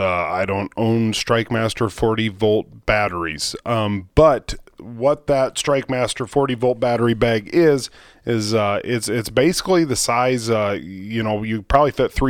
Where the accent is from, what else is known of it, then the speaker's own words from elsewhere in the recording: Iowa, United States; I'm from the country. I'm from Iowa.